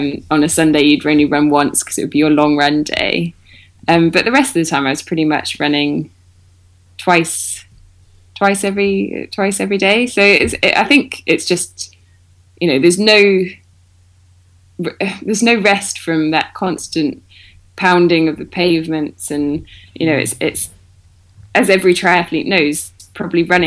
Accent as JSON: {"language": "English", "country": "United Kingdom", "also_born_or_lived": "Bath", "said": "I'm one of many Brits"}